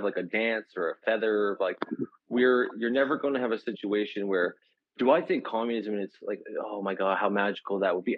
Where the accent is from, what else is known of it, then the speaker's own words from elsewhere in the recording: Canada; I'm a Canadian